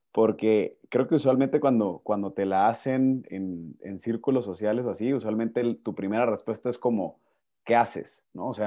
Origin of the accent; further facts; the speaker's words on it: Guatemala; Sí, soy de Guatemala. Ahí van, van a ver cómo mi acento poquito a poco va migrando, se mexicaniza, luego se pierde.